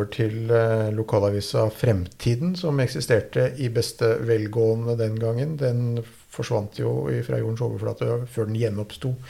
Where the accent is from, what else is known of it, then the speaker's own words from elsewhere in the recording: Drammen, Buskerud, Norway; jeg vokste opp, i Drammen. Ja. Vokste opp ikke så langt herfra. Jeg er døpt uh, i Drømsø kirke.